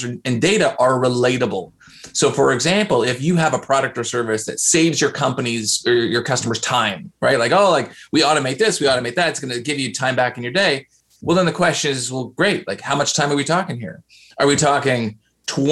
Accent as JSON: {"language": "English", "country": "Canada", "said": "I'm Canadian, so I say processing"}